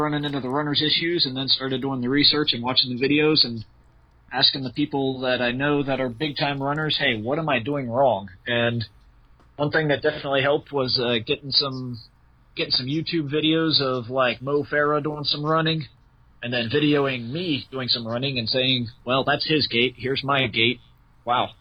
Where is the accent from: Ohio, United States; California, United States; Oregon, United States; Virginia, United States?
Ohio, United States; hometown near the Kings Domain course; I only live 20, 30 minutes away from the King's Domain course.